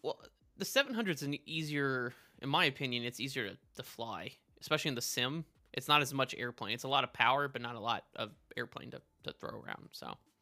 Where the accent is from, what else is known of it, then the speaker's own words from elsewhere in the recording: El Paso, Texas, United States; moved away; also born or lived in Midwest; growing up in El Paso, right, in Texas